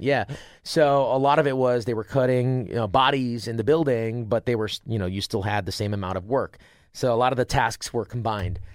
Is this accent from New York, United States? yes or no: yes; Rochester, New York, United States; I got to, uh, Rochester, which is about forty minutes away. My hometown's forty minutes from the college.